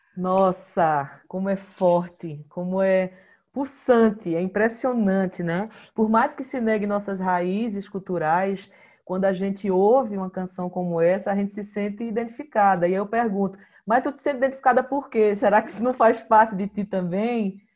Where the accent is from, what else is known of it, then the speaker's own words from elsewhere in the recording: Olinda, Pernambuco, Brazil; also born or lived in Ceará / Paulista; now in Garanhuns, Brazil; eu sou nascida no Ceará, mas criada em Olinda